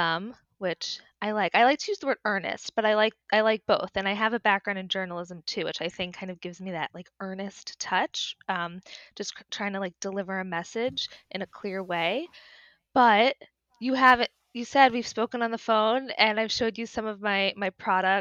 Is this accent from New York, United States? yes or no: yes; Westchester, New York, United States; now in New York City, United States; I grew up in Westchester